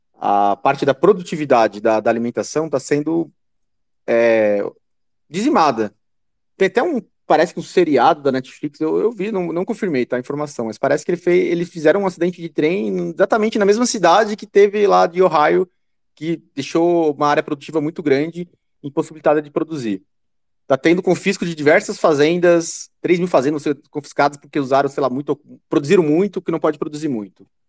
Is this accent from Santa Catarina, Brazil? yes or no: yes; Santa Catarina, Brazil; eu sou de Santa Catarina e de, de colônia alemã